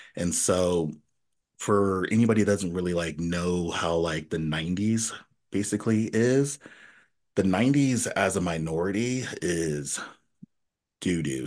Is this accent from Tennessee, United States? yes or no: yes; Nashville, Tennessee, United States; moved away; also born or lived in Elmira, New York; once we left New York, we moved to Nashville, Tennessee. So we lived in Nashville, Tennessee for ten years